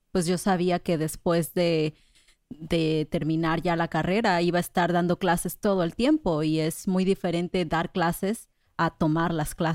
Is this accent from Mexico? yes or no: yes; Colima, Mexico; now in Puerto Rico; Yo soy de Colima, más cerca de ustedes.